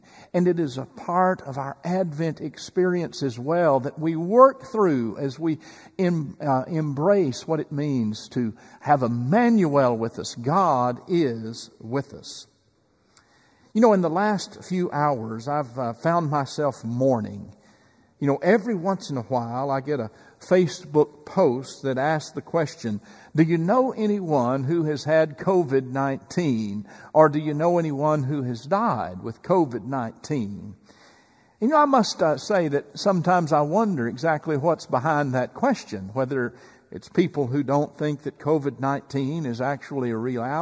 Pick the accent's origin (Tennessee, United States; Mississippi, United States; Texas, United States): Texas, United States; East; growing up in East Texas